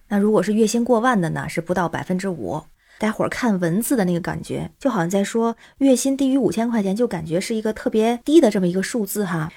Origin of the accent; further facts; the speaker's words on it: Tianjin, China; now in Beijing, China; 我是天津人，在北京